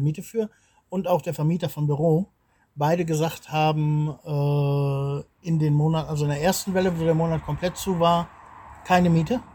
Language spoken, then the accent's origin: German; Lohne, Germany; moved away as an adult; now in Bulgaria; in Lohne, wo ich, wo ich groß geworden bin, da ist auch kein Laden